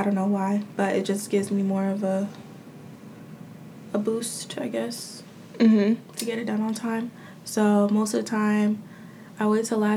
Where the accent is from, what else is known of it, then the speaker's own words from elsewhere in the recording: New Jersey, United States; I'm from New Jersey.